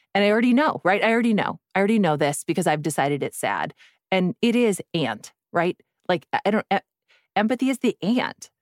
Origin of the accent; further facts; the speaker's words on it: Midwest, United States; I'm also from the Midwest. We are a thrifty people